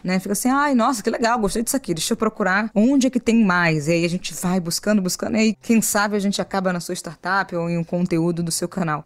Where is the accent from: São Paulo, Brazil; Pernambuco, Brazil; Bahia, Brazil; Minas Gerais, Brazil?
Bahia, Brazil; Salvador; eu tenho 29 anos, sou de Salvador, Bahia